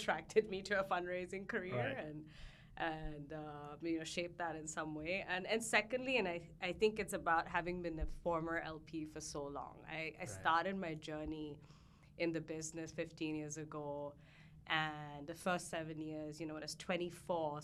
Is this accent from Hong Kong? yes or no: yes; Hong Kong; I grew up in Hong Kong